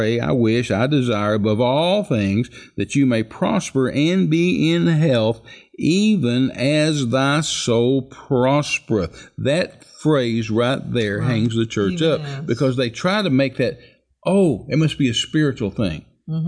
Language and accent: English; Midland, Texas, United States; I was raised in West Texas